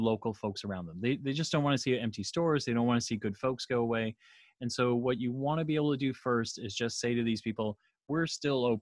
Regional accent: Canada; I'm Canadian

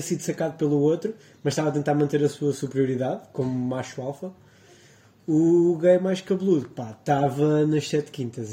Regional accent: Portugal; Nós somos portugueses, estamos habituados a pôr do sol sobre o mar

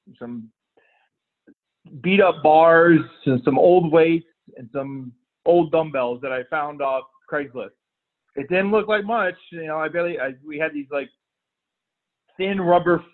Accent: Florida, United States; also born or lived in Toledo, Ohio; I'm from Florida, so living in Toledo, Ohio was pretty rough on me with the weather and the snow and everything else

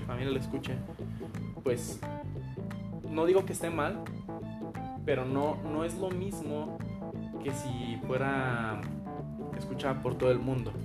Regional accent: Mexico; nosotros, o sea, mexicanos, tenemos mucha influencia pues española

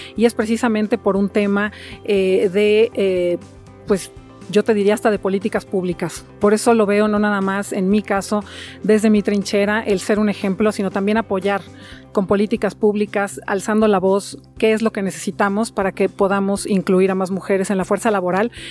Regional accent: Mexico; yo en lo personal soy una mexicana de hueso colorado

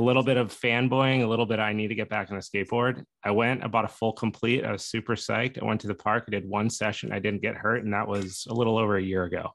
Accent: Steamboat Springs, Colorado, United States; we grew up in Steamboat Springs, Colorado, Ski Town, USA

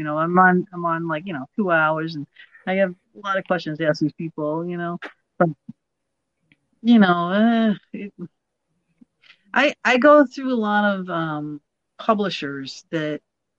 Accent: Massachusetts, United States; I'm a masshole. What do you want? I'm from Massachusetts. I have a rough voice.

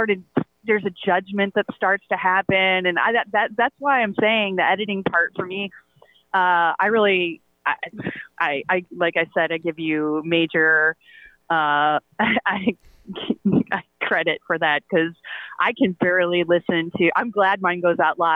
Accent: Toledo, Ohio, United States; also born or lived in San Francisco; now in New York, United States; I was raised in Toledo. I was born in San Francisco, and I've lived in New York for 25 years

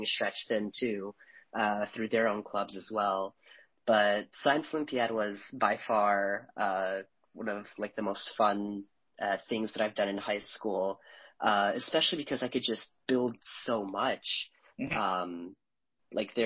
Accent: Chicago, Illinois, United States; I'm from the Chicagoland area

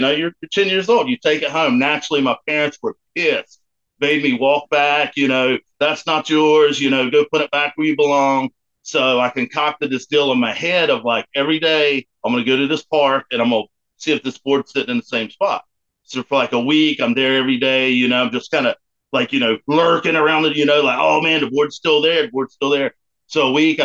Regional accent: Morehead City, North Carolina, United States; also born or lived in Goldsboro, North Carolina; now in Greenville, United States; Born and bred North Carolina.

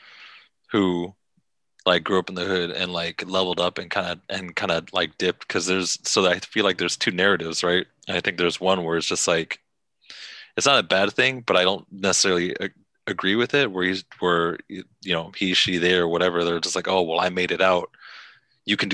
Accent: Los Angeles, California, United States; born or raised there; also born or lived in West Adams / Gardena

